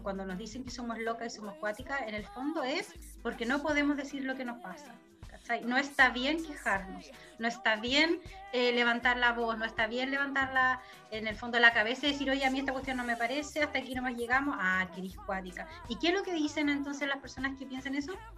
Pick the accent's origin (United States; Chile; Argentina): Chile; como chileno